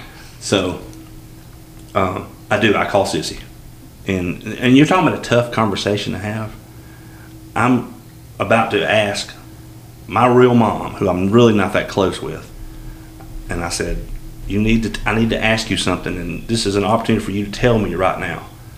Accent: Alabama, United States; I'm from Alabama.

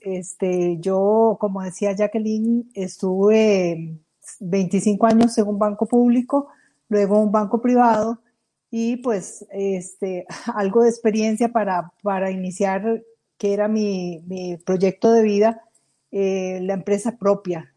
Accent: Costa Rica; somos nosotros, los costarricenses

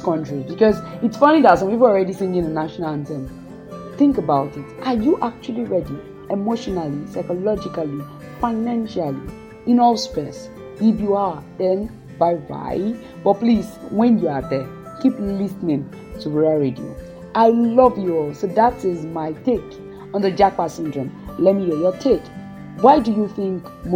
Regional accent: Nigeria; we are Nigerian youth

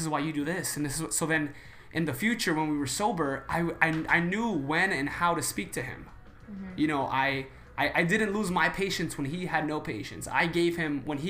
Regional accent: New York, United States; I'm from New York.

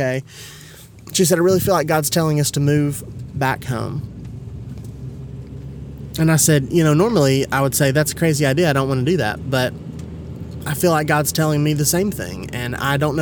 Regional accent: Kingsport, Tennessee, United States; also born or lived in Johnson City, Tennessee; I grew up in Indian Springs

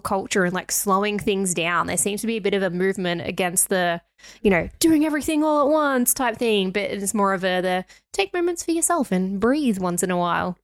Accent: Australia; we are Australian

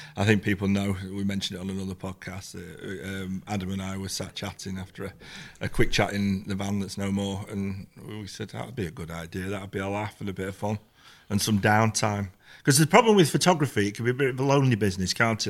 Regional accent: Manchester, North West England, United Kingdom; when I was a kid, I grew up in the Manchester scene and Hacienda and everything like

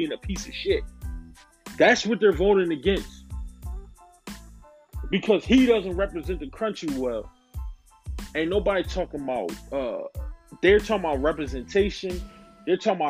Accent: United States; I'm black American

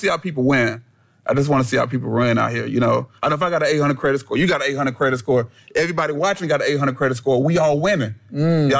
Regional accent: Columbia, South Carolina, United States; I was born in Columbia, South Carolina

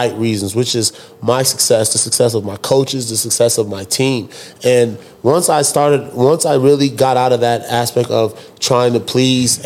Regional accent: Dallas, Texas, United States; I was raised in Dallas, grew up in Dallas

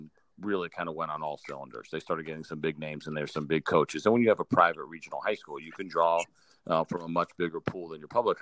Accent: New York, United States; moved away as an adult; also born or lived in Florida; a kid growing up in New York

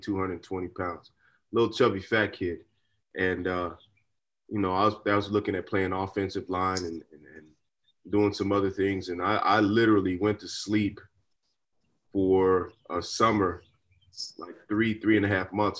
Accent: Dallas, Texas, United States; a young kid growing up in Dallas

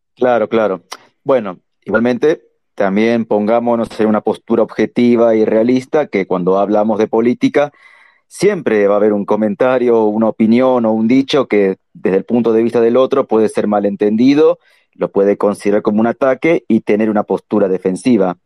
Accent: Buenos Aires Province, Argentina; yo soy de Buenos Aires.

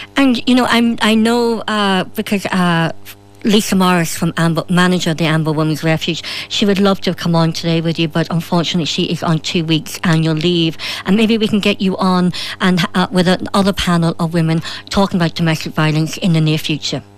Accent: Ireland; as a woman, as an Irish woman

